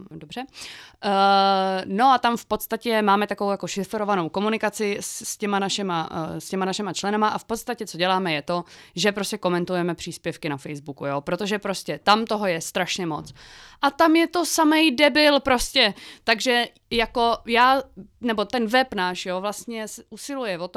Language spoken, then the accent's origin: Czech; Lužnice nad Břečkou, Czechia; Tak jo, eh, já jsem eh, vlastně teda z Lužnice nad Břečkou.